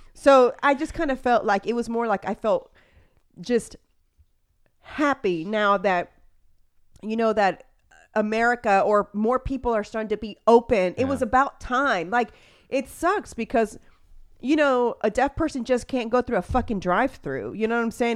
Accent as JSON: {"language": "English", "town": "Houston", "region": "Texas", "country": "United States", "tie": "born or raised there", "said": "I am from Spring Branch, so I grew up driving up and down that."}